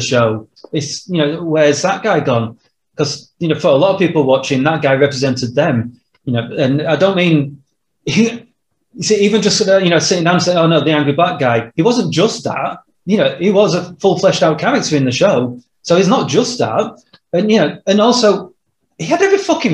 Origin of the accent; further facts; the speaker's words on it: Yorkshire and the Humber, United Kingdom; we're two white dudes who come from a, you know, Yorkshire mining town in, well, Yorkshire. We're not American.